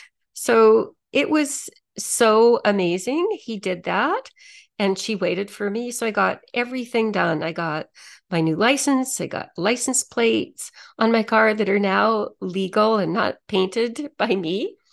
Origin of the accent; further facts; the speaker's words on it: Toronto, Ontario, Canada; moved away as an adult; I came from Toronto a few years ago, I still have a lot of friends back there.